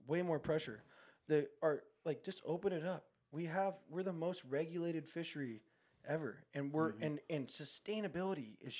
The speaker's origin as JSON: {"language": "English", "town": "Encinitas", "region": "California", "country": "United States", "tie": "born or raised there", "said": "As a kid, you know, I grew up in Encinitas. I surfed Seaside."}